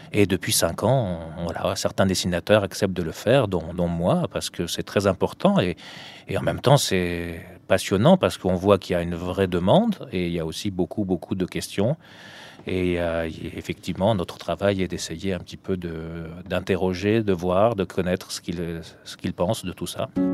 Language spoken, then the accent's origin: French; Tunisia; moved away; comme je suis né en Tunisie